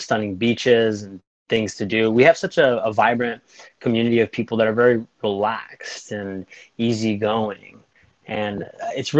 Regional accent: Yuma, Arizona, United States; moved away as an adult; now in San Diego, United States; I'm from Yuma, Arizona, which I love my hometown

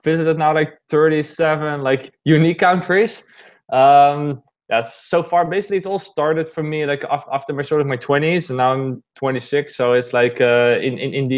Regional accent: Netherlands; I'm basically born and raised in the Netherlands.

